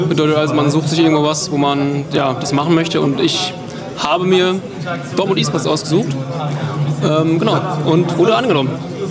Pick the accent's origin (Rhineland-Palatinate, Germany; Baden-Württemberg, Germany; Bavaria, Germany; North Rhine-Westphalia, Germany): North Rhine-Westphalia, Germany; Also ich komme aus dem Sauerland, und ich hatte ja noch nicht vor, so also irgendwo komplett wegzuziehen.